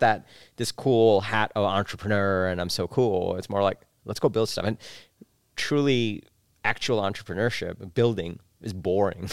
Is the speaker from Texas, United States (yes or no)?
no; New York City, New York, United States; also born or lived in Bangladesh; I spent my childhood in New York City. Grew up there.